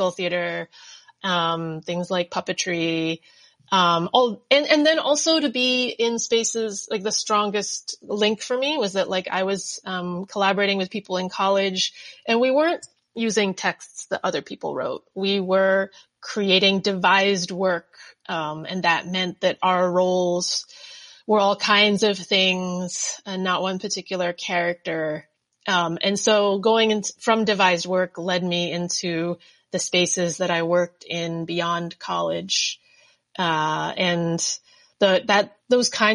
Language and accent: English; New Jersey, United States; now in Brooklyn, United States; I grew up in Jersey. My parents are from England and Thailand and came right before they had me as a baby